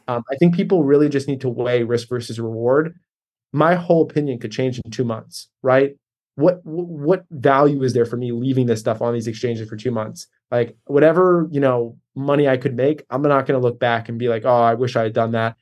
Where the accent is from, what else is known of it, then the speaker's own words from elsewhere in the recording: Baltimore, Maryland, United States; I'm in Baltimore right now. I grew up in Baltimore